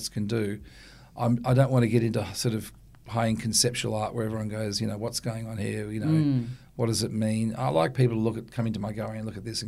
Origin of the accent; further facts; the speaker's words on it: Sydney, New South Wales, Australia; also born or lived in Ku-ring-gai Chase National Park / Victoria / Europe; I grew up in Watson's Bay essentially, but we had a beautiful big house in the Ku'ring'ar National Park, and we lived in the countryside in Victoria, and we lived, you know, in tiny villages in Europe